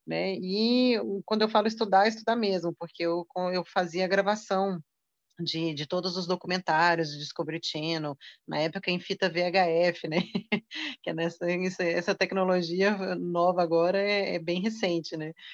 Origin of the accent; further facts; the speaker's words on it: Belo Horizonte, Minas Gerais, Brazil; como eu também sou mineira, sou de Belo Horizonte